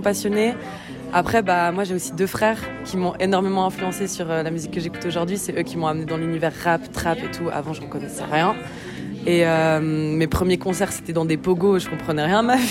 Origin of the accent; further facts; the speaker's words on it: Lausanne, Vaud, Switzerland; also born or lived in Tunisia / Lebanon; je viens de Lausanne, mais je bouge un peu de partout.